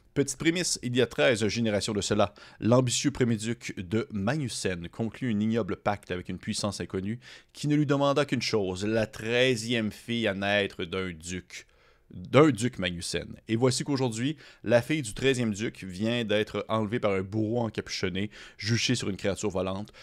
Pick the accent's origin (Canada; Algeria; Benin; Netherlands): Canada; Quebec; accent: gros accent québécois; J'ai eu mon gros accent québécois